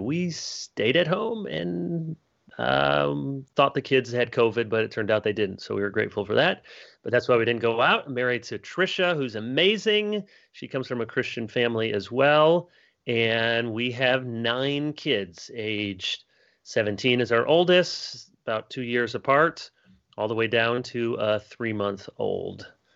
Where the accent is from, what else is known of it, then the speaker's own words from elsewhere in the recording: Grand Rapids, Michigan, United States; also born or lived in Chicago, Illinois; I was born in Chicago and then my family moved to Grand Rapids, Michigan, one of the the high places among us. And I grew up there